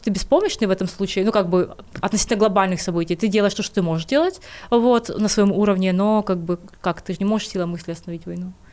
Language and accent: Russian; Kyiv, Ukraine; я из Киева, я родилась в Киеве, Украина моя страна